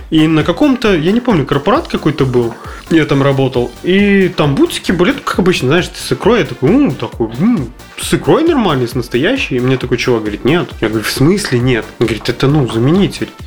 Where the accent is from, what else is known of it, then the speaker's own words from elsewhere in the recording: Kamchatka Krai, Russia; Я тоже с Камчатки.